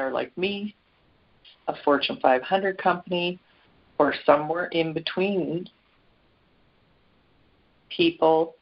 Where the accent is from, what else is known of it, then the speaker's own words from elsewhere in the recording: Canada; Canada, my home country